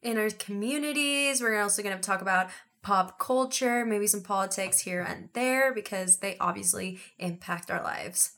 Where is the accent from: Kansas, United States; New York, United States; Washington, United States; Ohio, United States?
Washington, United States; Seattle; born or raised there; also born or lived in Mexico City, Mexico